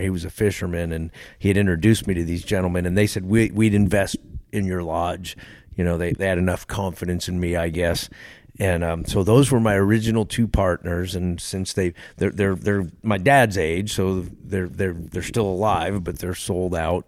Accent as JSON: {"language": "English", "region": "Texas", "country": "United States", "tie": "born or raised there", "moved": "yes", "lives_now": "Alaska, United States", "said": "I grew up in Texas"}